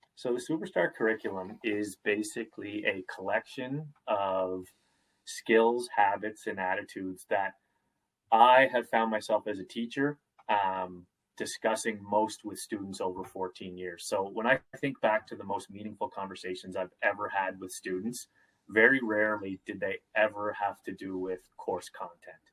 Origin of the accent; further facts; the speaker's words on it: Nova Scotia, Canada; I'm from Nova Scotia